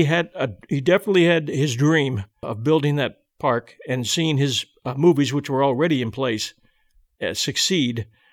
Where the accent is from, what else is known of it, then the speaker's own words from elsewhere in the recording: Pasadena, California, United States; I grew up in Pasadena, and my father was with General Electric